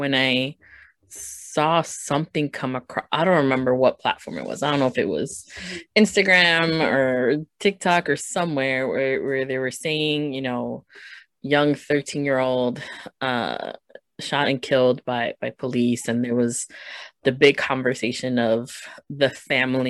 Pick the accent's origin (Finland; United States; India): United States; Chicago, Illinois; growing up in Chicago